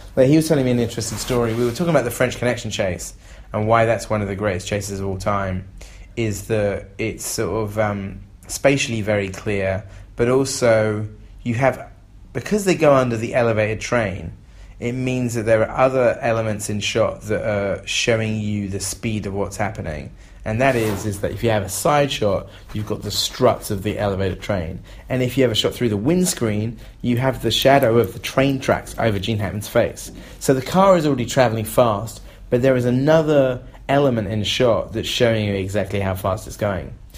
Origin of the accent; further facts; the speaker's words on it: England, United Kingdom; I'm an English person